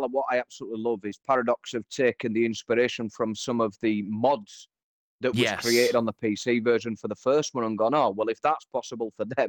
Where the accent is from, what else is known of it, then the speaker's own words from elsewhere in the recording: Liechtenstein; I even named all the roads the same as what my roads are called where I live. So, yeah, I will be that geek that goes and attempts to build Liechtenstein on City